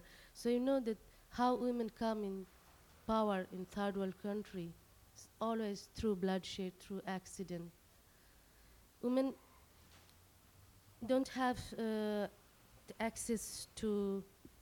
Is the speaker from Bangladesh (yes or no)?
yes; Bangladesh; first language Bengali; English is a second language; moved away as an adult; I am totally detached from Bengali society, Bengali culture, and my language, Bengali language. So sometimes it is difficult to continue my writing in my language because I'm so far here.